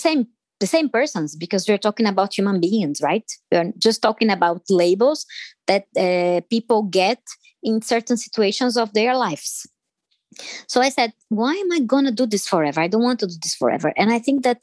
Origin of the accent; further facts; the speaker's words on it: Brazil; first language Portuguese; English is a second language; moved away as an adult; I'm originally from Brazil